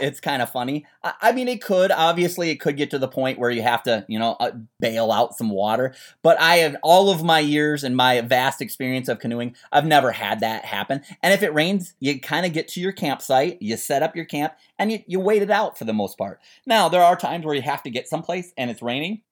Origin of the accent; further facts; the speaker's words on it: Minnesota, United States; I grew up in Minnesota